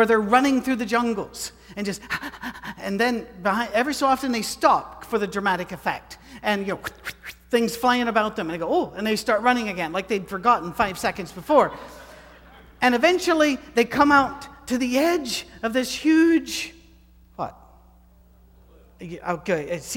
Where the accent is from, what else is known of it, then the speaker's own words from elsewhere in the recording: United Kingdom; I'm British